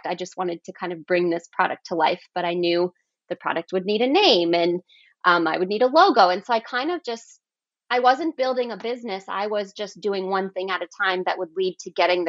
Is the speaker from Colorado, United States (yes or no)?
yes; Colorado, United States; I grew up in Colorado and kind of in the sticks a little bit